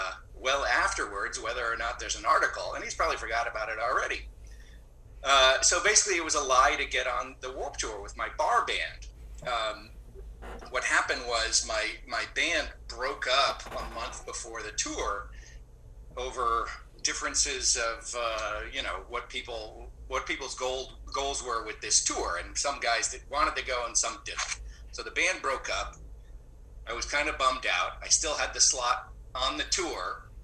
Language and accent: English; San Diego, California, United States; So I grew up in San Diego, and I have an affinity for mariachi music.